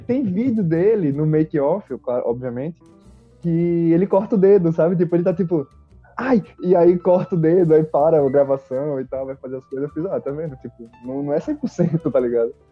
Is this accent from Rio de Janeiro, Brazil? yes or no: no; Maceió, Alagoas, Brazil; now in São Paulo, Brazil; eu sou de Maceió